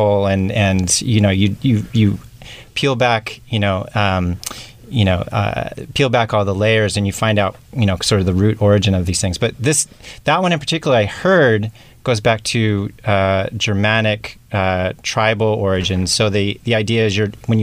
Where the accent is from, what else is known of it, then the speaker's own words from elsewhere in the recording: Utah, United States; moved away; I'm actually from Utah